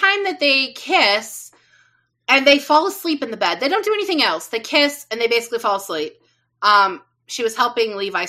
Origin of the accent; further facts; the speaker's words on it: Midwest, United States; I'm from the Midwest, so we know our ranch dressings.